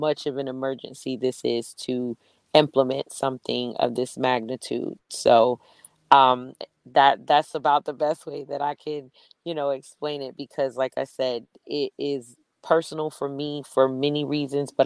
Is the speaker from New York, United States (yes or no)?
yes; New York City, New York, United States; I'm from Brooklyn